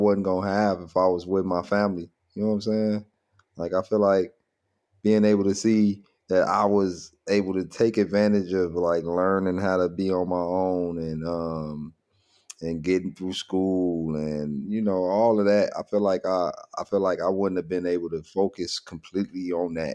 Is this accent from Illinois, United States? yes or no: yes; Chicago, Illinois, United States; I grew up a lot, most of my years over East, but I was born on the West Side, and all the way up to like maybe sixth grade is is when I moved from the west side to the south